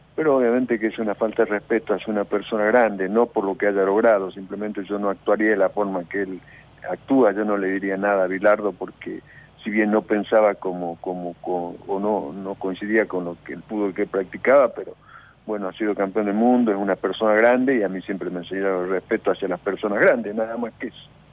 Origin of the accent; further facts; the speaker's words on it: Argentina; also born or lived in Córdoba, Argentina; yo preferí quedarme acá porque estaba en mi país